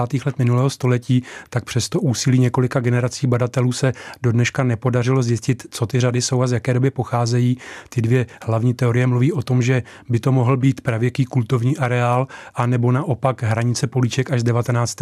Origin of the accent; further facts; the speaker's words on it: Slabce, Central Bohemian Region, Czechia; Já sám jsem samozřejmě z Rakovnicka, eh, z jihu okresu, eh, z vesnice, která se jmenuje Slabce